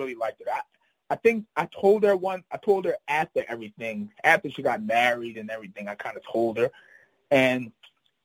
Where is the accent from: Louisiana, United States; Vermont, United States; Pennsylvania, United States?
Pennsylvania, United States; Philadelphia; I'm from Philly